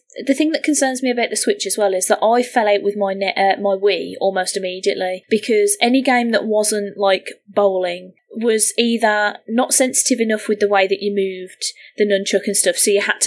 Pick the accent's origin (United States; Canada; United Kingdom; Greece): United Kingdom; I'm British